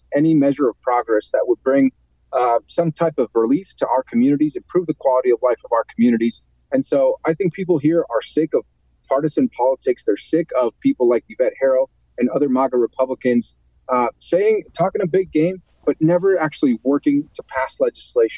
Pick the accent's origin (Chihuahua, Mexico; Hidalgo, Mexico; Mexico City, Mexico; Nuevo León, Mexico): Chihuahua, Mexico; Ciudad Juárez; now in Las Cruces, United States; I actually grew up in Ciudad Juarez, Chihuahua, but I was the first in my family to be born in this country